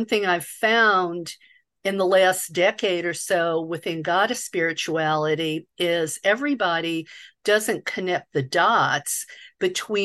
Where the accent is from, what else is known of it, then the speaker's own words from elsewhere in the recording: the South, United States; the welfare queen stereotype that I grew up with in the South